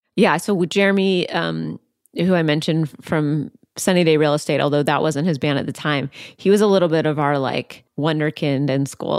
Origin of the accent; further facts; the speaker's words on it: outside Seattle, Washington, United States; I grew up outside Seattle